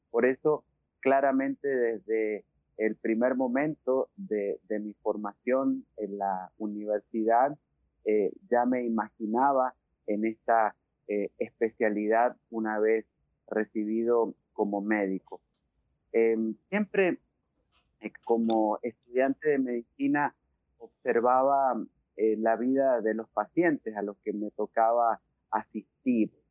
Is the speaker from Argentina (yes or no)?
yes; Rivadavia, Argentina; born there; el hospital de Rivadavia, la ciudad donde yo nací